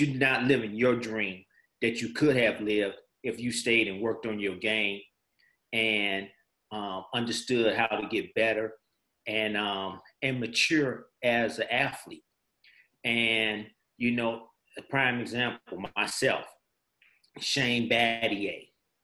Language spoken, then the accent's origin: English; Chicago, Illinois, United States; moved away as an adult; also born or lived in Oakland, California; I'm from Chicago